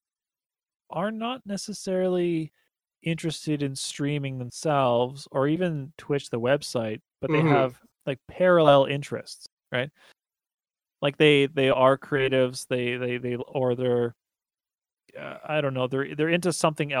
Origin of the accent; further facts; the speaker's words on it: Grande Prairie, Alberta, Canada; now in Edmonton, Canada; I grew up in Grand Prairie, which is like the smaller version of Edmonton